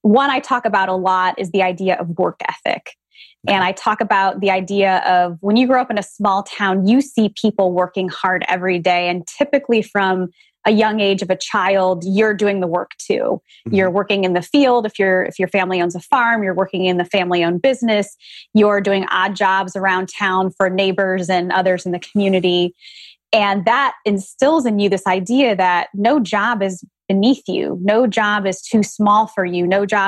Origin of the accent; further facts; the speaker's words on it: Republic, Ohio, United States; also born or lived in California; I was born and raised in Republic, Ohio, population 600.